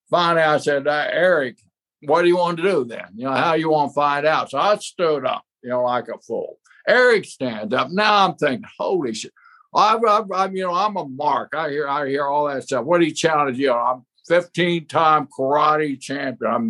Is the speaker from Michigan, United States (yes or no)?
no; outside Tulsa, Oklahoma, United States; I grew up right outside of Tulsa, you know, just 50 miles away from Tulsa. I mean, it's my home state.